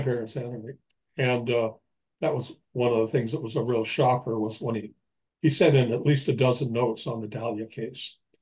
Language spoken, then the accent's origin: English; Los Angeles, California, United States; moved away as an adult; now in Birch Bay, United States; I've just recently moved from Los Angeles, my hometown, up to uh, Birch Bay, Washington